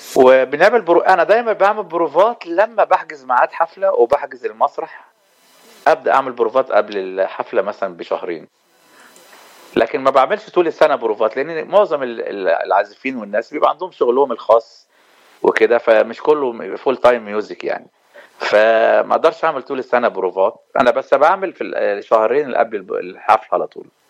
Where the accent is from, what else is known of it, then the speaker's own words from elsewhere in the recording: Egypt; now in Los Angeles, United States; احنا عندنا في مصر